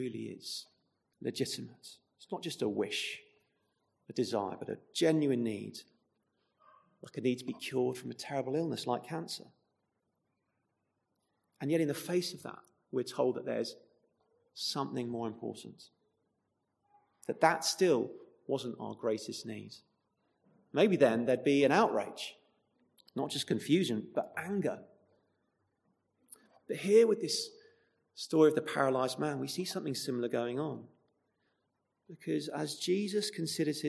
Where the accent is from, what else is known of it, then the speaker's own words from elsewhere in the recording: United Kingdom; now in Chesham, United Kingdom; we're British